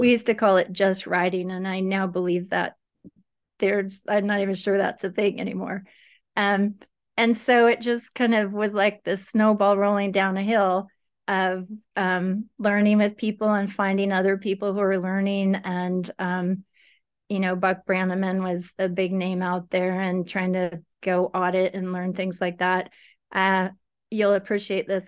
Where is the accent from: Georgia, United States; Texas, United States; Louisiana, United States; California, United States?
California, United States; Livermore; moved away as an adult; now in Northern California, United States; I grew up in Livermore